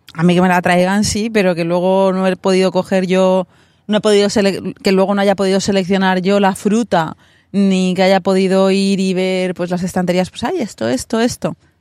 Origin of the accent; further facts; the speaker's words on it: Alicante, Valencian Community, Spain; moved away as an adult; now in New York, United States; Nosotros somos de Alicante